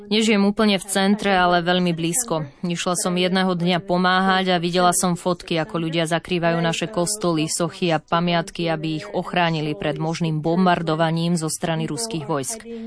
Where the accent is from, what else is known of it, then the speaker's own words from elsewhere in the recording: Lviv, Lviv Oblast, Ukraine; Pochádzam z Lvova na západe